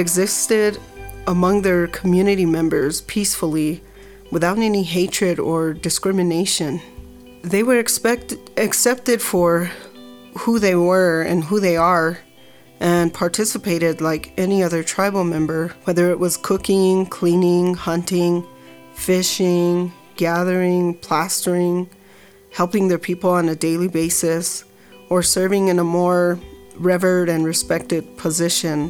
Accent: Ohkay Owingeh, New Mexico, United States; I come from Ohkay Owingeh, known as Village of the Strong

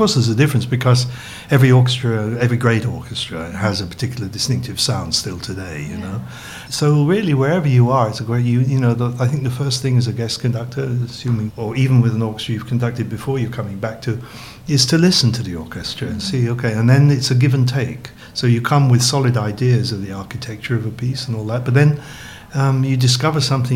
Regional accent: England, United Kingdom; moved away as an adult; I was born in England, you know, and studied music very early in a little town that had an amateur orchestra

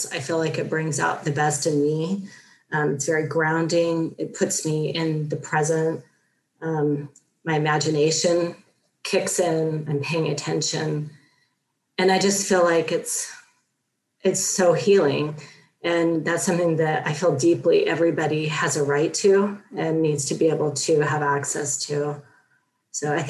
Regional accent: Los Angeles and Sacramento, California, United States; also born or lived in Torrance, California; I was born and raised in Los Angeles for the first part of my childhood and then Sacramento when I was older

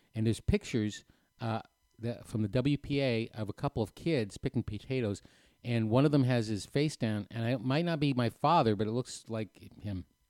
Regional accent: New Hampshire, United States; moved away; I grew up in New Hampshire

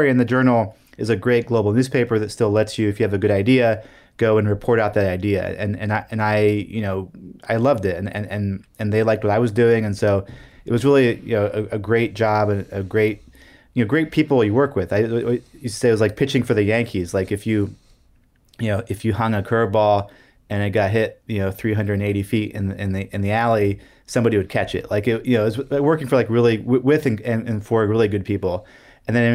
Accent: Brussels, Brussels-Capital Region, Belgium; Yeah, so I grew up in Brussels.

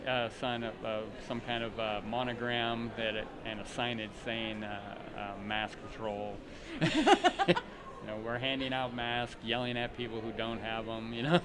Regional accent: Camp Pendleton, California, United States; I was born on Camp Pendleton Marine Base.

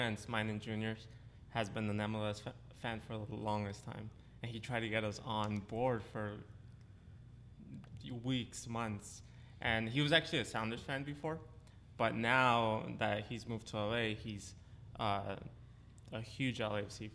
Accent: Mexico; now in Los Angeles, United States; I was born in Mexico

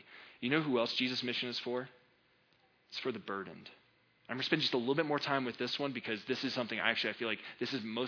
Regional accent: United States; I'm an American

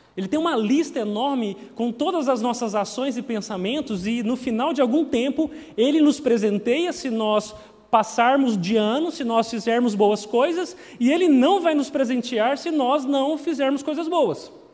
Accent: Minas Gerais, Brazil; moved away; Eu cresci lá em Minas

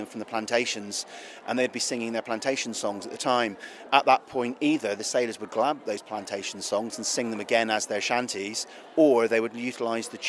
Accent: Cornwall, South West England, United Kingdom; I'm Cornish, and I class really, I suppose, the shanties as part of my heritage

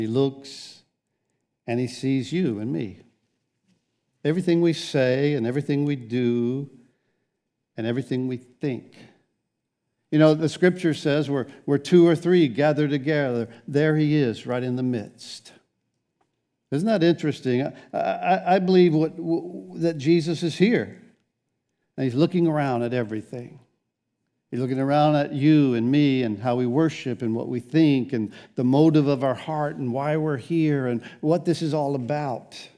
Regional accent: United States; I'm an American.

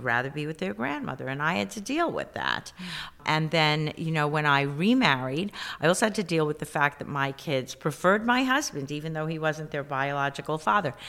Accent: New York City, New York, United States; growing up in the South Bronx

